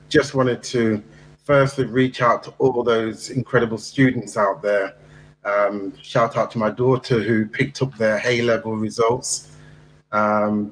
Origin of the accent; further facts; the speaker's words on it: Nottingham, East Midlands, United Kingdom; That's my hometown